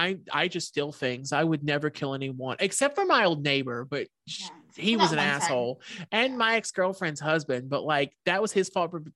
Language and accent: English; Shreveport, Louisiana, United States